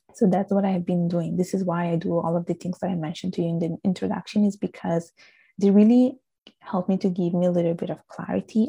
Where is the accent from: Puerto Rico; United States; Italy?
Italy; accent: strong Italian accent; English is a second language; also born or lived in Bangladesh; now in Canada; I was born and raised in Italy. My parents are from Bangladesh